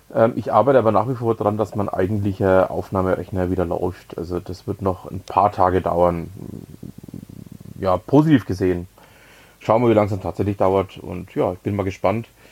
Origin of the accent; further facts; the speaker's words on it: Nuremberg, Bavaria, Germany; moved away; also born or lived in Lower Franconia; ich bin ja gebürtiger Nürnberger